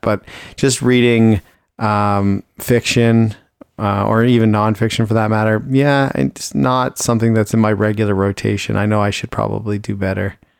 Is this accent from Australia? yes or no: no; Ontario, Canada; now in Richmond, Canada; I grew up in Ontario where it was very seasonal